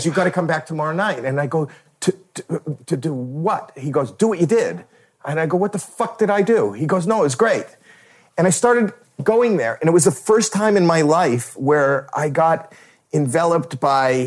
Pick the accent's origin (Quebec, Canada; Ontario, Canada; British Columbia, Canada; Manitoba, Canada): Ontario, Canada; Toronto; I'm a putz from Toronto